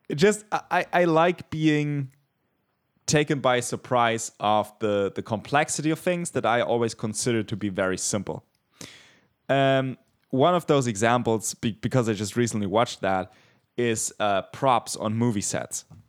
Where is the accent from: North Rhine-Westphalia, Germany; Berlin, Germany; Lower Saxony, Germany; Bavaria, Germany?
Bavaria, Germany; I am from Bavaria